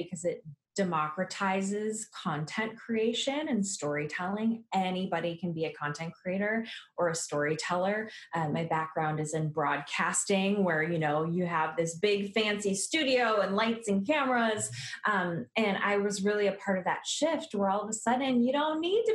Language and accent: English; Milwaukee, Wisconsin, United States; I grew up in the Milwaukee, Wisconsin area